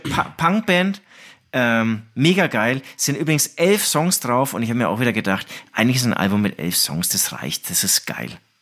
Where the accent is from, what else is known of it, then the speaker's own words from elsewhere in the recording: Herzogenaurach, Bavaria, Germany; now in Munich, Germany; ich bin in Herzogenaurach aufgewachsen